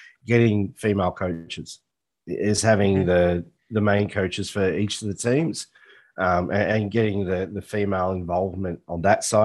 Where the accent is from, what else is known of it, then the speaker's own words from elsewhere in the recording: Australia; I'm an Aussie.